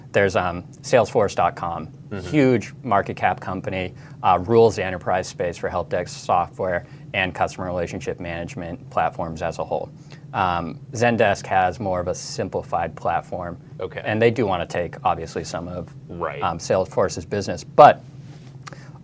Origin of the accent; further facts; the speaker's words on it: Denver, Colorado, United States; My hometown football team, the Denver Broncos